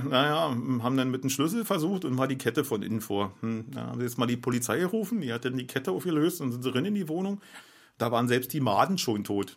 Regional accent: Berlin, Germany; ich bin Berliner

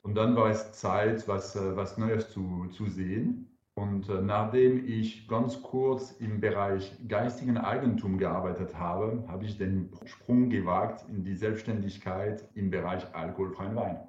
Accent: France; German is a second language; now in Karlsruhe, Germany; Ich bin Franzose

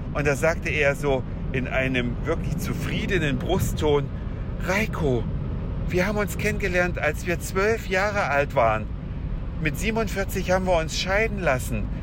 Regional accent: western Saxony, Germany; moved away; meines gestrigen Abiturklassentreffens in meiner alten Heimat mitten in Westsachsen

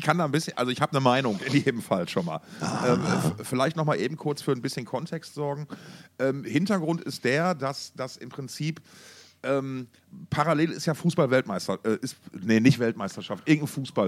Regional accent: Essen, North Rhine-Westphalia, Germany; wir kommen ja beide aus Essen

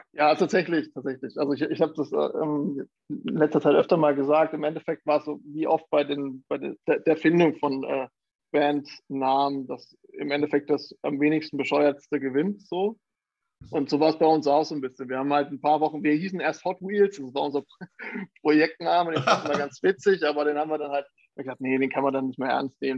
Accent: Thuringia, Germany; moved away as an adult; also born or lived in Jena / New York; now in Hamburg, Germany; ich komme ursprünglich aus Thüringen

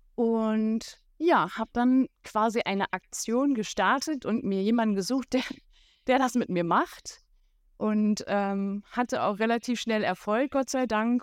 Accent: Berlin, Germany; Ich komme aus Berlin

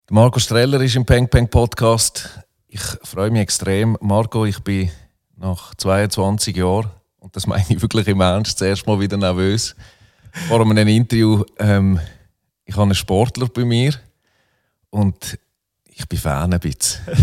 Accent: Muttenz, Basel-Landschaft, Switzerland; also born or lived in Solothurn; Ich bin 1977 geboren, 1981 von Solothurn nach Muttens gezogen, etwa einen Kilometer Luftlinie vom St. Jakob

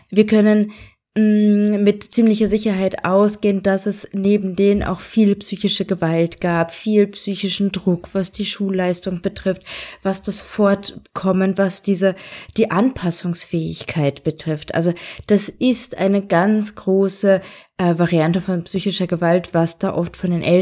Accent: Germany; now in Austria; es fällt ja schon mir auf als Deutsche in Österreich, dass es da äh, kleine Kulturunterschiede gibt.

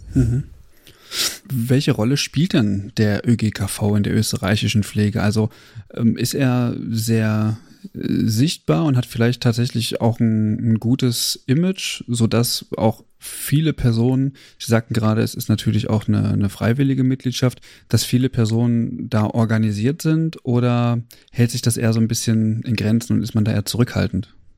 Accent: Germany; bei uns in Deutschland

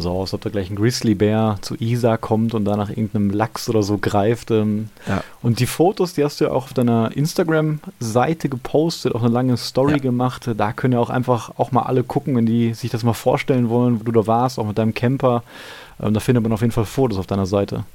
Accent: Gladbeck, North Rhine-Westphalia, Germany; in meiner Heimatstadt in Gladbeck

